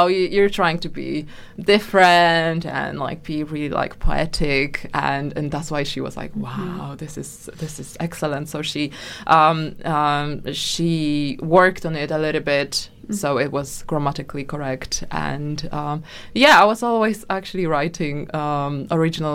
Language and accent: English; Poland; English is a second language; moved away as an adult; now in London, United Kingdom; I am from Poland.